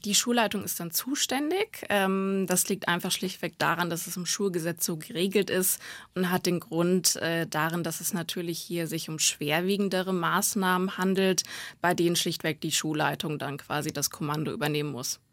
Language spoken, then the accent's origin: German; Gotha, Thuringia, Germany; moved away; aus Thüringen, aus Gotha